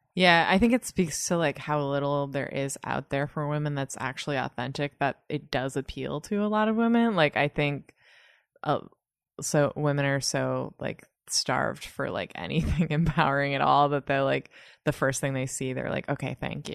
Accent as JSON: {"language": "English", "area": "north of Boston", "region": "Massachusetts", "country": "United States", "tie": "born or raised there", "moved": "yes", "lives_now": "New York, United States", "said": "I grew up in Massachusetts, just north of Boston"}